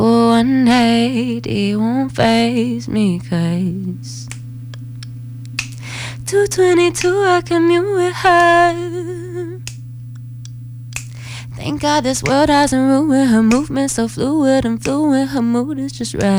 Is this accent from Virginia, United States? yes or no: no; Williamsburg, Kentucky, United States; I'm from Williamsburg, Kentucky